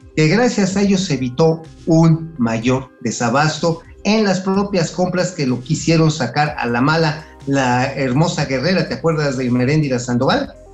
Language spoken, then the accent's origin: Spanish; Tula de Allende, Hidalgo, Mexico; en la de Tula, de donde soy originario. Por cierto, ahí en mi tierra, en Tula